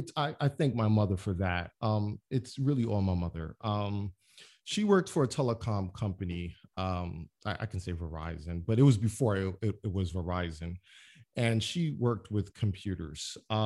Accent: Brooklyn, New York, United States; I mean, a black kid, I'm from Brownsville, Brooklyn. I have a computer.

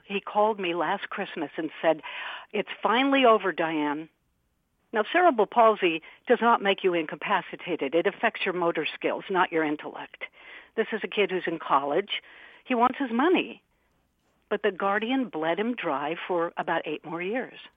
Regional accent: Albuquerque, New Mexico, United States; I'm from Albuquerque, New Mexico

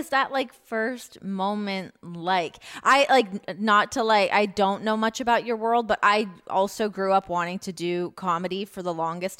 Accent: Toronto, Ontario, Canada; I'm from Toronto.

